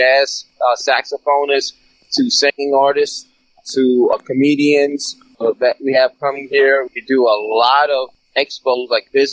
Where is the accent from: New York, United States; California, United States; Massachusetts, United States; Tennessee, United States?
New York, United States; Suffolk County, Long Island; moved away; I'm from Suffolk County